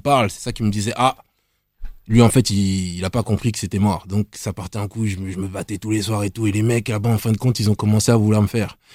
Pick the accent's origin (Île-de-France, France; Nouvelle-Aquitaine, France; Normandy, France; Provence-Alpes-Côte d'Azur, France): Île-de-France, France; Nemours; d'où je viens déjà, je viens de Nemours.